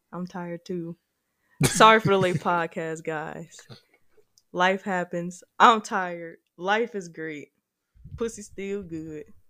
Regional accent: Gary, Indiana, United States; now in Indianapolis, United States; Gary's my hometown

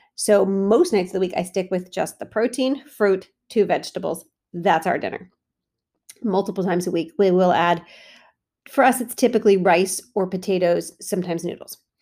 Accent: United States; As an American Italian, I grew up with super heavy pasta dishes

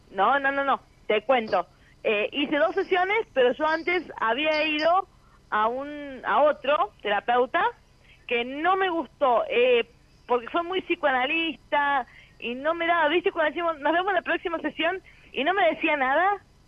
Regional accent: Villa Mercedes, San Luis, Argentina; Soy de Villa Mercedes, San Luis.

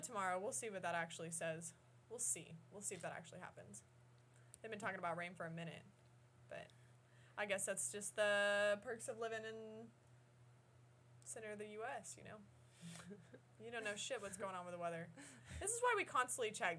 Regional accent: Midwest, United States; we're also from the Midwest

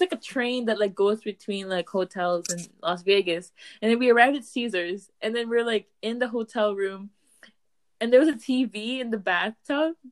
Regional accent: Canada; I'm from Canada

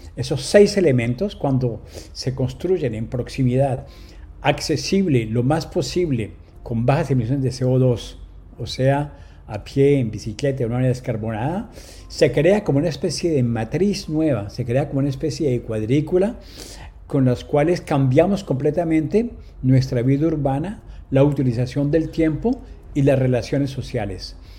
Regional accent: Colombia; moved away as an adult; now in France; como ciudadano francés, pero nacido en Colombia. Yo salí de Colombia a los 20 años, llevo 43 en Francia

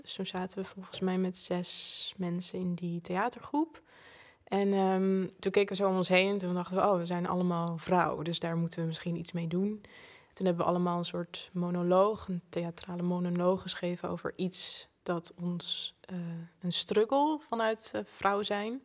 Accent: Zoetermeer, South Holland, Netherlands; ik ben opgegroeid in Zoetermeer. Oké. daar ben ik geboren

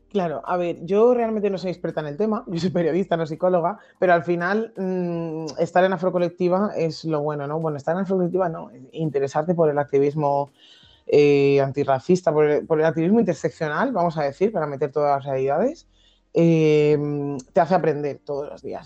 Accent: Madrid, Community of Madrid, Spain; accent: Madrid; Yo que soy de Madrid de toda la vida

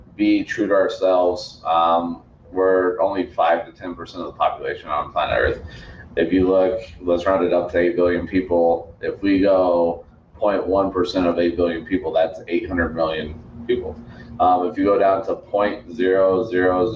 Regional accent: Colorado Springs, Colorado, United States; I grew up in Colorado Springs, so I'm still here

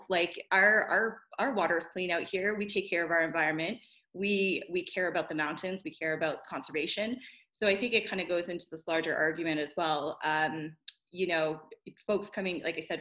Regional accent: New Brunswick, Canada; my hometown and my area of the world in Canada

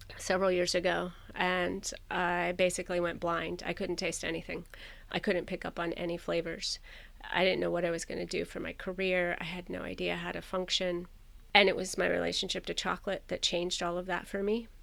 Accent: Florida, United States; I grew up in Florida

